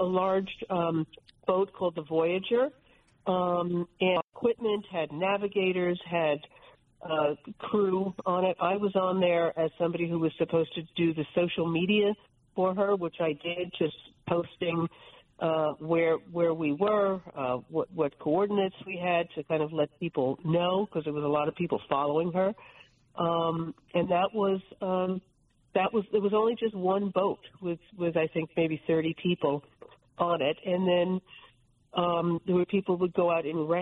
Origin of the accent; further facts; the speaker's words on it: New Jersey, United States; I'm from New Jersey.